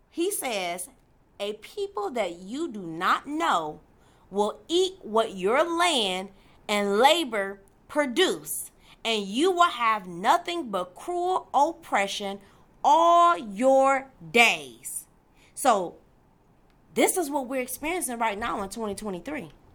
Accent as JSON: {"language": "English", "town": "Detroit", "region": "Michigan", "country": "United States", "said": "I'm from Detroit, Michigan"}